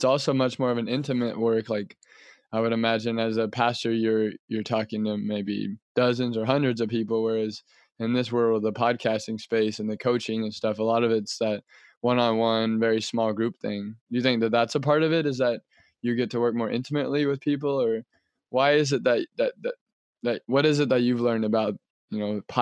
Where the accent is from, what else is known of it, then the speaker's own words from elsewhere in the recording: Kansas, United States; I'm from Kansas too.